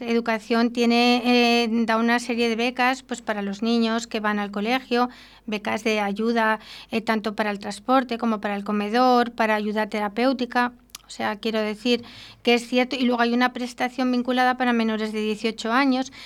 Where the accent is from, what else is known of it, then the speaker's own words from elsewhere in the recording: Arroyo de la Encomienda, Castile and León, Spain; yo soy vecina de Arroyo de la Encomienda